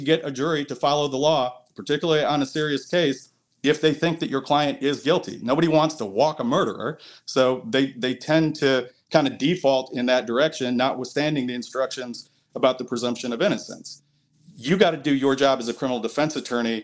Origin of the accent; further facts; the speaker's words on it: outside Detroit, between Detroit and Ann Arbor, Michigan, United States; moved away; I grew up about 30 minutes outside of Detroit, in between Detroit and Ann Arbor.